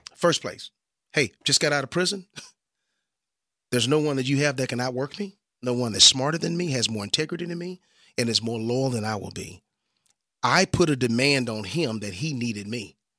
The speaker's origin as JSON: {"language": "English", "town": "Dallas", "region": "Texas", "country": "United States", "tie": "born or raised there", "said": "I grew up here in the Dallas-Fort Worth area"}